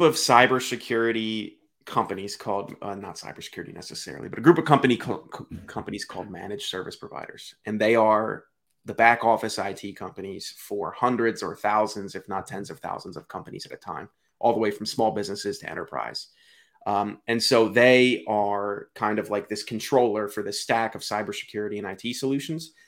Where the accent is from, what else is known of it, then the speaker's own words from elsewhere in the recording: Delaware, United States; I'm from Delaware.